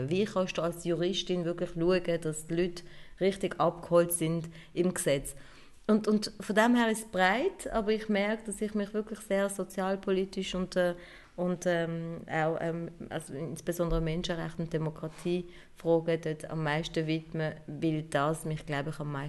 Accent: Turkey; now in Germany; wenn ich dann zum Beispiel als Alevitin aus der Türkei da angekommen bin und vielleicht als Kurdin

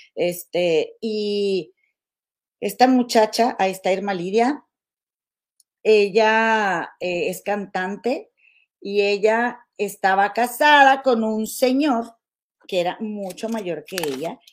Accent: Monterrey, Nuevo León, Mexico; now in Chicago, United States; nosotros, somos de Monterrey

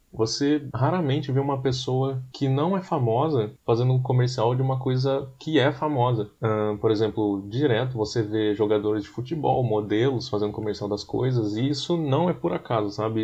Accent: Taubaté, São Paulo, Brazil; nós somos de Taubaté.

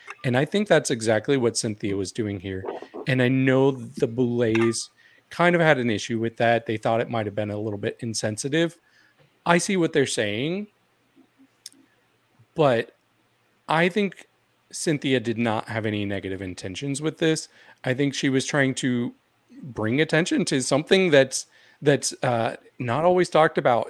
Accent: Missouri, United States; I am from Missouri

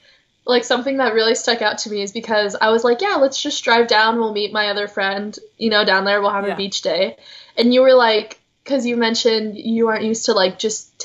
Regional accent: Orange County, Southern California, United States; also born or lived in San Francisco; Because I'm especially living in a suburban area at my, like, my hometown.

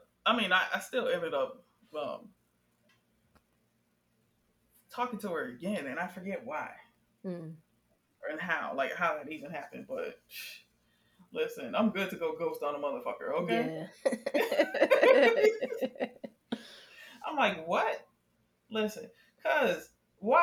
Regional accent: Miami, Florida, United States; I'm from Dade County 305

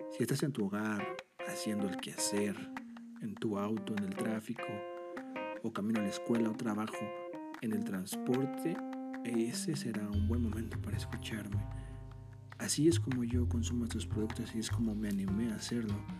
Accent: Mexico; soy de México, tengo 25 años

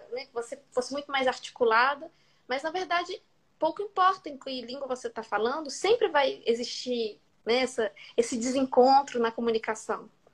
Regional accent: Brazil; first language Portuguese; moved away as an adult; now in France; no Brasil, na minha língua materna

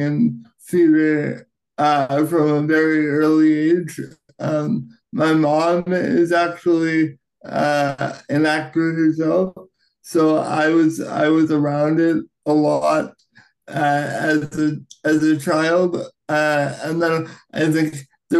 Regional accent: Canada; as a Canadian actor

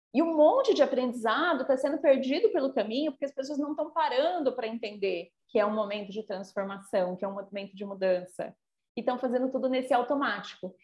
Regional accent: São Paulo, Brazil; moved away; eu já morei em São Paulo, né? Sou paulistana

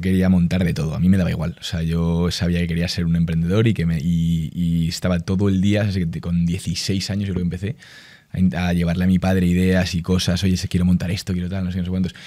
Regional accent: Spain; en España al final somos los hijos de Inditex

